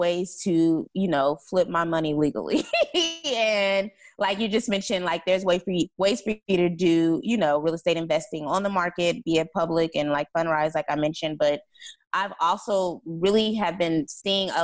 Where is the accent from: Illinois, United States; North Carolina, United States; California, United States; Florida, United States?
California, United States; I'm from California